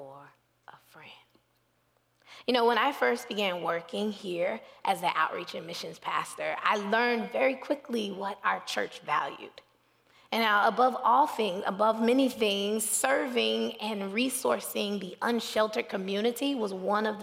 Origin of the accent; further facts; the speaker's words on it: Dallas, Texas, United States; I was from Dallas, Texas.